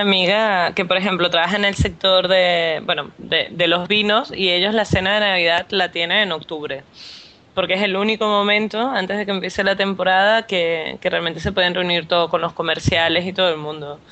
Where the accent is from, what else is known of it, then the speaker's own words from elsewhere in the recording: Venezuela; para mí como venezolana